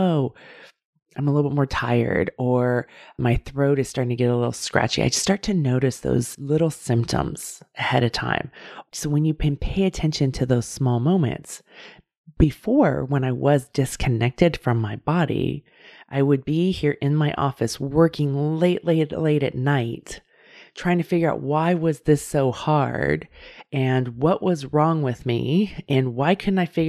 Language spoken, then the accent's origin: English; California, United States; I live in California and I grew up in California